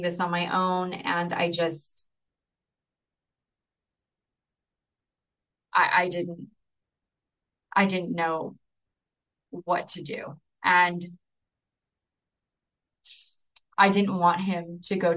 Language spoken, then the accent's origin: English; Chula Vista, California, United States; moved away as an adult; also born or lived in National City, California; I grew up in Chula Vista, lived there the majority of my life, and moved to National City. That's where we moved from